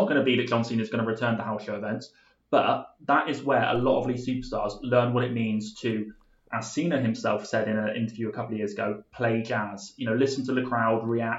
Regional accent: Somerset, South West England, United Kingdom; we grew up in Somerset

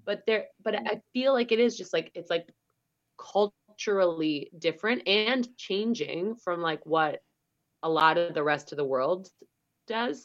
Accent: United States; now in Denmark; I'm American

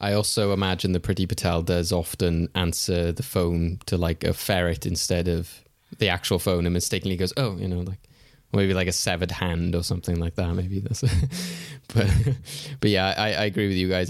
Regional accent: United Kingdom; as a Brit

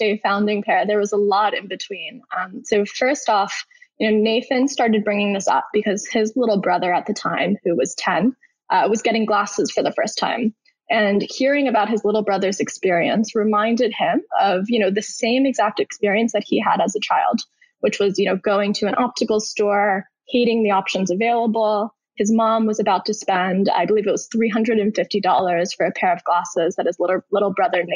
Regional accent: New York City, New York, United States; moved away as an adult; also born or lived in Stanford, California; I'm originally from New York City. I grew up there my entire life.

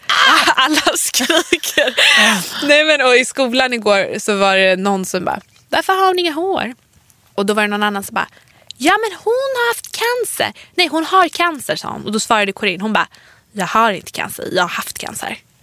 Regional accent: Stockholm, Stockholm County, Sweden; vi är ju från Stockholm, vi har ju vår släkt här i Stockholm

